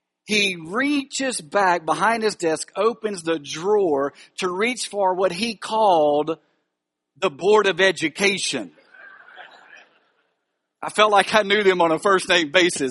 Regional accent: Alexandria, Louisiana, United States; Alexandria, Louisiana. That's my hometown. I grew up in Castle Village

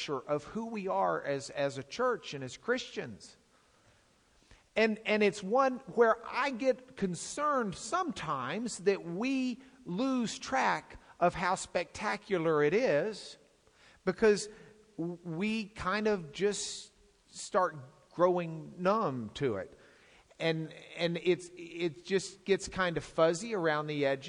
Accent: Lubbock, Texas, United States; I come from Lubbock

